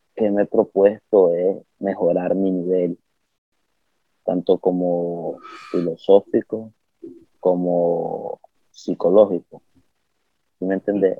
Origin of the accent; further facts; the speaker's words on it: Nicaragua; also born or lived in Managua area, Nicaragua; soy nicaragüense